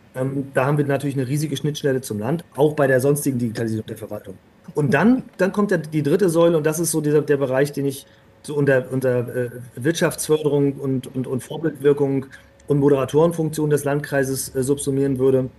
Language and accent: German; Northern Germany, Germany; als, als echter, waschechter Norddeutscher